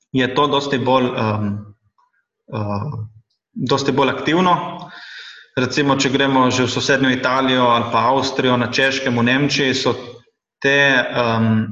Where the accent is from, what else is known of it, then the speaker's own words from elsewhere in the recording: Šempeter pri Gorici, Slovenia; Sem tudi sam iz Šempetra